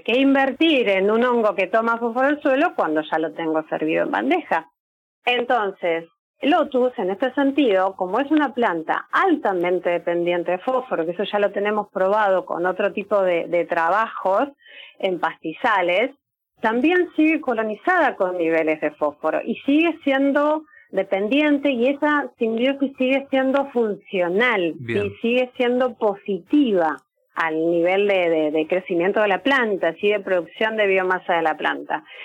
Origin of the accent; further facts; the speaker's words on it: Lanús, Buenos Aires Province, Argentina; also born or lived in Salado basin; yo soy de, de Lanús